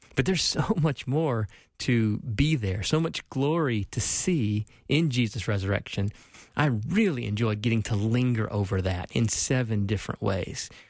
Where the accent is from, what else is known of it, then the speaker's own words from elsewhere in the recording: Spartanburg, South Carolina, United States; accent: South Carolina; moved away as an adult; now in Minnesota, United States; I was born and raised Southern Baptist in Spartanburg, South Carolina